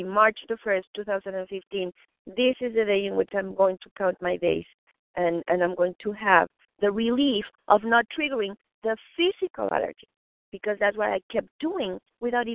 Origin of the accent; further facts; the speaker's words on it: Mexico City, Mexico; moved away; I was raised vegetarian in Mexico City